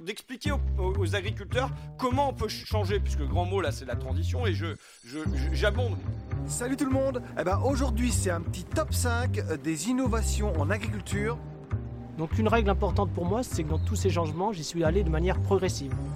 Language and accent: French; Bordeaux, Nouvelle-Aquitaine, France; je suis bordelais